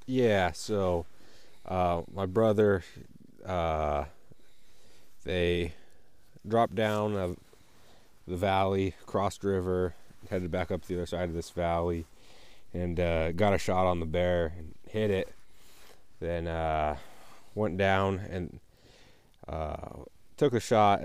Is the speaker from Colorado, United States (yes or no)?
yes; Colorado, United States; I'm up here from Colorado